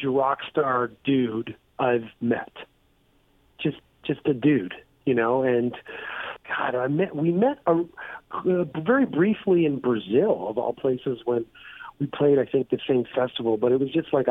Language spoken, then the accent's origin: English; Toronto, Ontario, Canada; Toronto, my hometown